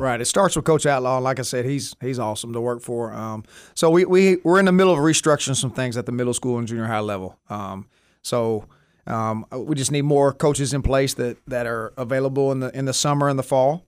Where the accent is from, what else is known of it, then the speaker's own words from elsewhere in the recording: Jonesboro, Arkansas, United States; moved away as an adult; also born or lived in Springdale, Arkansas; now in Texarkana, United States; I'm originally from Jonesboro, Arkansas.